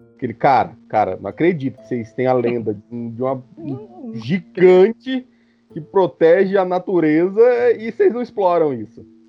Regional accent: Mato Grosso, Brazil; Eu nasci no centro-oeste né, do, do, do Brasil, nasci no Mato Grosso

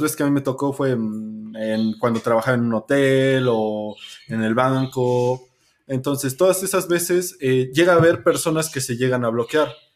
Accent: Mexico; las tragedias que nos han pasado como mexicanos

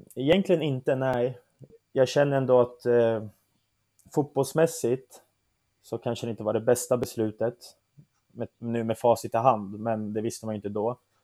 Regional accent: Södertälje, Stockholm County, Sweden; also born or lived in Turkey; jag är ju född och uppvuxen i Södertälje, där jag har bott största delen av mitt liv

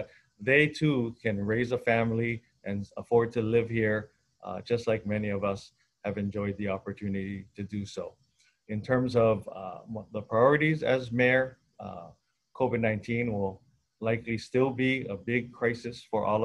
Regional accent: Oahu, Hawaii, United States; I was born and raised on Oahu.

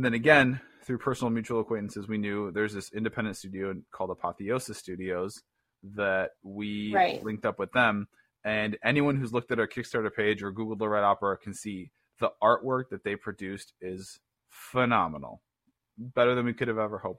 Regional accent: Chicago, Illinois, United States; also born or lived in Cincinnati area; now in Cincinnati, United States; We're both from Chicago originally. Rick still lives there. I live with my family in the greater Cincinnati area currently

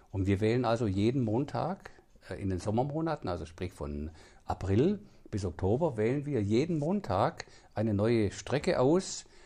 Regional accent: Lindach, Baden-Württemberg, Germany; born there; now in Heubach, Germany; ich wohne jetzt seit, glaube ich, 26 Jahren in Heubach, bin extra dorthin gezogen, weil ich war ursprünglich aus Lindach

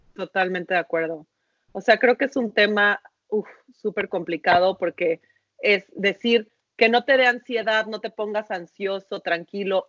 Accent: Mexico; los mexicanos somos unos chingones

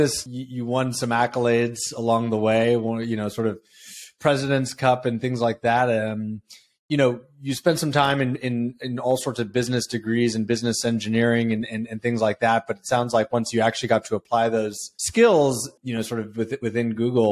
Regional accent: San Francisco Bay Area, California, United States; I grew up in the San Francisco Bay Area

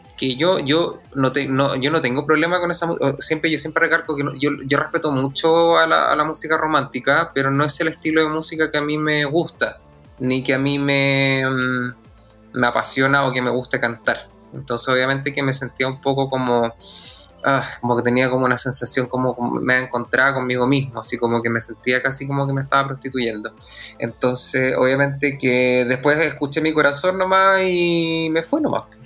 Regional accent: Santiago, Santiago Metropolitan Region, Chile; also born or lived in Puerto Montt / La Unión / Osorno; nací en Puerto Montt, viví en La Unión y en Osorno, pero me vino como a los 6-7 años a Santiago. Entonces, la verdad, de sureño me queda bastante poco

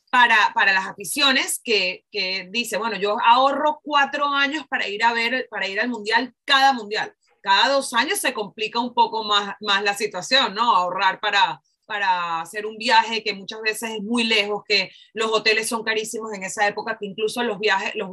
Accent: Mexico; Como mexicana, además porque los mexicanos son los que más

